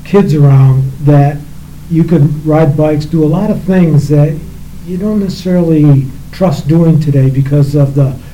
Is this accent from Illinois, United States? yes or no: no; Manlius, New York, United States; born or raised there